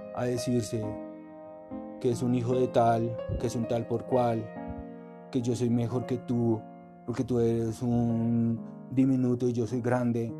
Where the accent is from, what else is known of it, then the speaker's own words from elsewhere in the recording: Colombia; somos americanos, colombianos